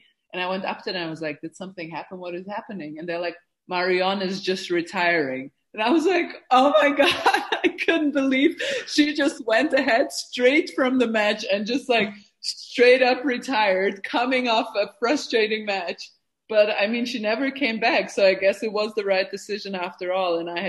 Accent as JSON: {"language": "English", "country": "Germany", "tie": "born or raised there", "also_born_or_lived": "Bosnia", "said": "So I was born in Bosnia, which was back then part of Yugoslavia. It was socialist, and my parents came to Germany 2 or 3 years before the war started, because it was already getting a little bit, there was already tension in Yugoslavia."}